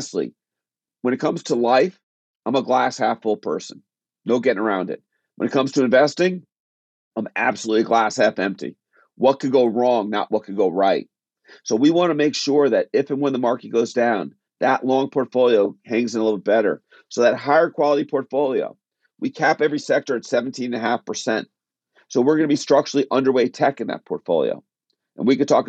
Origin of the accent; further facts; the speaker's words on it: Connecticut, United States; I'm from the Northeast. I grew up in Connecticut. I still live in Connecticut